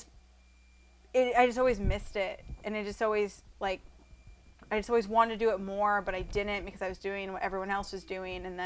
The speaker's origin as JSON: {"language": "English", "region": "Iowa", "country": "United States", "tie": "born or raised there", "said": "growing up in Iowa, with the family I did"}